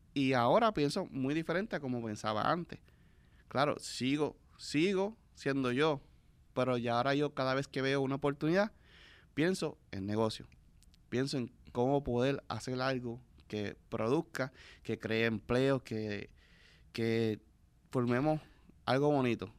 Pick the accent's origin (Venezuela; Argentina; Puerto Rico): Puerto Rico; nos ayudamos como puertorriqueños